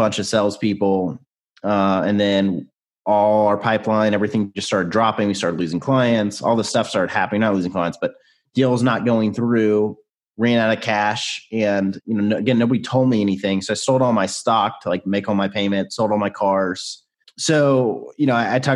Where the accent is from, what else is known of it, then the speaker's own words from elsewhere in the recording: Nashville, Tennessee, United States; So I grew up in Nashville, still live in Nashville.